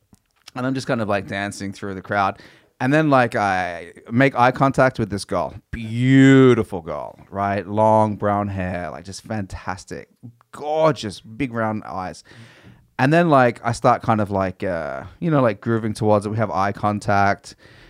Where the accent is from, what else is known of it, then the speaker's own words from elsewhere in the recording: Australia; But she didn't even know I was from Australia.